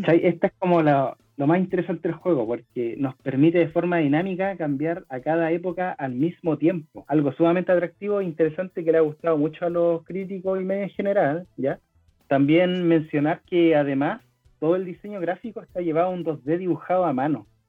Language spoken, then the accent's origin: Spanish; Venezuela; soy venezolano